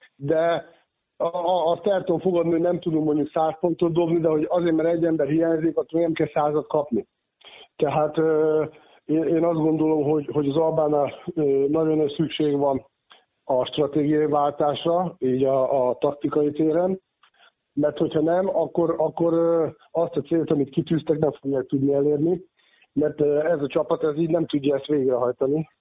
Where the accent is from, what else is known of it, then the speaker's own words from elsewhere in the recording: Székesfehérvár, Fejér, Hungary; nekem nevelőegyesületem az Alba régia, ugye most jól tudja az Alba Fehérvár, hiszen ugye én fehérvári születésű vagyok